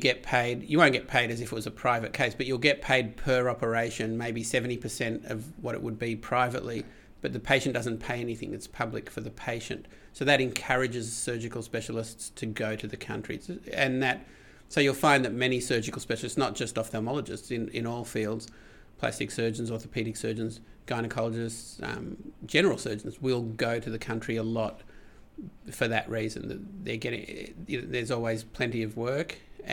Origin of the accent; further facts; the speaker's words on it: Melbourne, Victoria, Australia; also born or lived in Adelaide; I'm from Melbourne, but I went for 4 years to Adelaide train and came back to Melbourne.